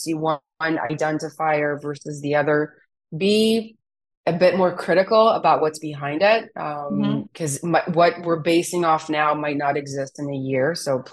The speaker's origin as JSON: {"language": "English", "country": "Israel", "tie": "born or raised there", "said": "my parents immigrated from Romania to Israel"}